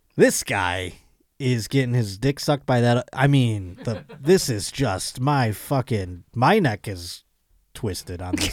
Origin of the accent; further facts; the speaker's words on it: New York, United States; I'm not from New York. I'm from the state of New York, but I'm not from New York